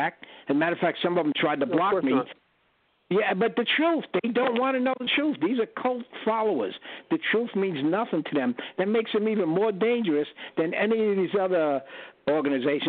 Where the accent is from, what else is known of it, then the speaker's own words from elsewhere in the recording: New York, United States; moved away; originally New York